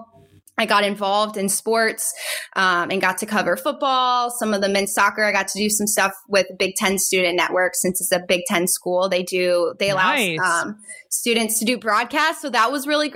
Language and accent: English; Cary, North Carolina, United States; I grew up in Cary, North Carolina